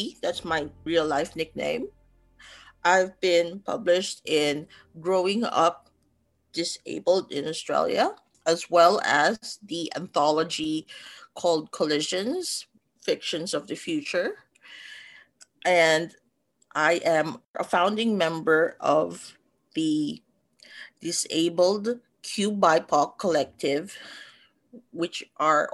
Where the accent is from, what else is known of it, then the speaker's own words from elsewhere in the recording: Manila, Metro Manila, Philippines; moved away; I was born in the middle of that densely populated city, probably three generations of, they call it Manileños, really born and raised in the heart of the city